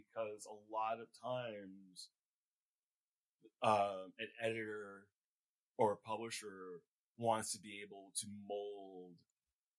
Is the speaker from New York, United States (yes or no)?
yes; New York City, New York, United States; I grew up in Flatbush. Okay. I still live in Brooklyn